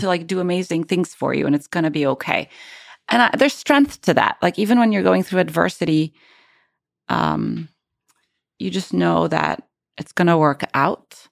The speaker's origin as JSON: {"language": "English", "town": "Cairo", "region": "Cairo Governorate", "country": "Egypt", "also_born_or_lived": "Cambridge, United Kingdom", "moved": "as an adult", "lives_now": "United States", "said": "I moved from Cairo to Cambridge, U K to do my P H D"}